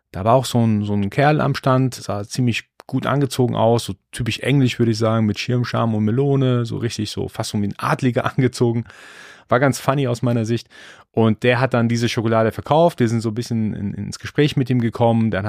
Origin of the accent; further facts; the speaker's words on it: Iran; born there; Also ich bin, ich bin gebürtiger Perser, gebürtiger Iraner. Für uns ist Bazaar-Life wirklich völlig normal.